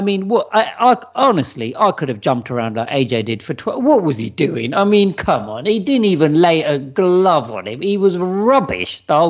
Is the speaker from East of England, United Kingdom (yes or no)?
yes; Watford, East of England, United Kingdom; Bring it, because he's from Watford. I'm from Watford. We'll have a little local, you know, down at Vicarage Road.